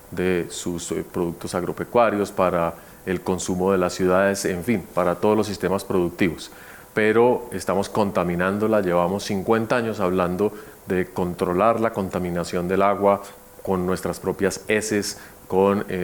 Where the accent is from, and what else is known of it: Colombia